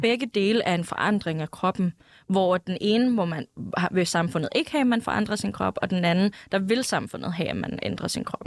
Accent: Greenland; jeg er grønlænder

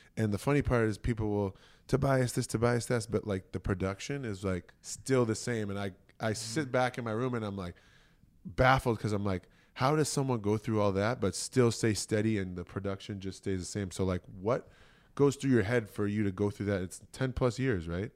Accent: Boston, Massachusetts, United States; moved away; growing up in Boston

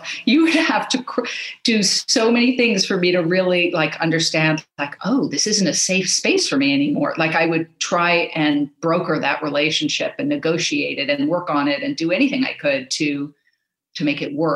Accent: Los Angeles, California, United States; I grew up in Los Angeles.

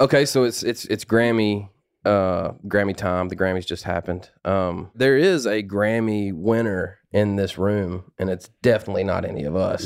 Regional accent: the South, United States; I'm a small town, southern cat, you know, redneck

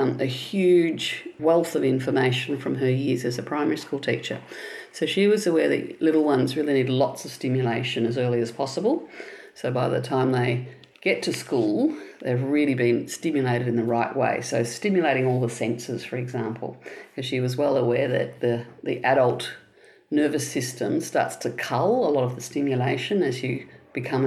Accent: Melbourne, Victoria, Australia; also born or lived in Williamstown, Melbourne; I'm a Melbourne girl, Williamstown, that lovely older part of Melbourne. That's where I was first born. And southeastern suburbs after that. So I was raised in Mount Waverley

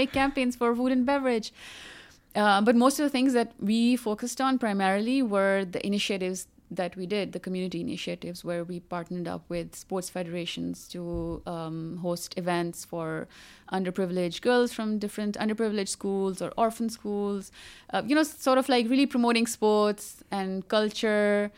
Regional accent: Pakistan; I'm from Pakistan. Most of my life I have been, uh, living in Pakistan

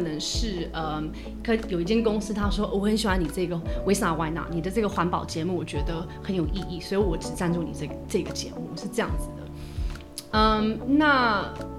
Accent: Taiwan; moved away as an adult; also born or lived in United States; 我在台湾长大，然后去美国念书

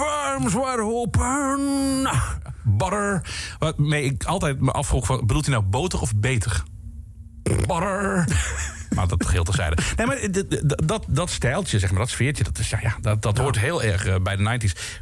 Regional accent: Roggel, Limburg, Netherlands; waar kom je vandaan? Uit Roggel.

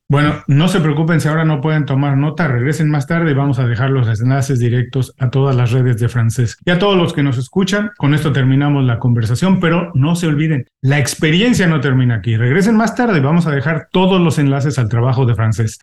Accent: Mexico City, Mexico; accent: Mexican; now in Miami, United States; yo vivo en Miami, soy mexicano. Afortunadamente no he perdido mi acento mexicano, este, pero eh, soy de la Ciudad de México.

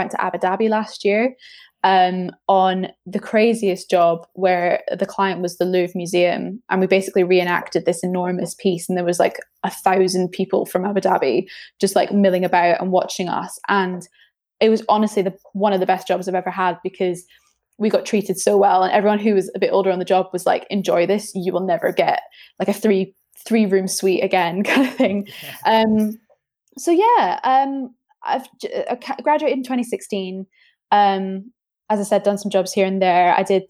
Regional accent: Edinburgh, Scotland, United Kingdom; moved away as an adult; now in London, United Kingdom; So I'm from Edinburgh, very muted accent now, because I've been down in London for about 8 years.

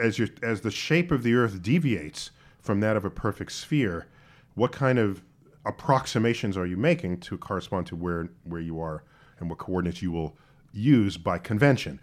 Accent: New York City, New York, United States; I grew up in New York City.

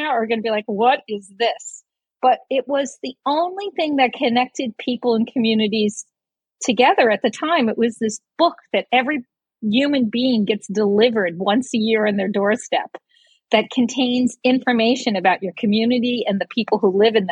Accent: New York City, New York, United States; also born or lived in Brooklyn / Staten Island; I grew up in New York City. I was born in Brooklyn and lived in Staten Island

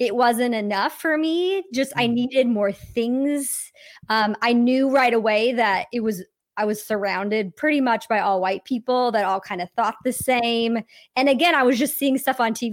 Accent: Wyoming, United States; now in Los Angeles, United States; I'm from Wyoming

